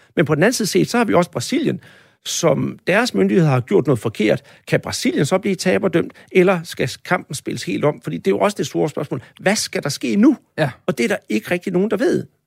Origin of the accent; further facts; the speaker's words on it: Denmark; jeg som dansker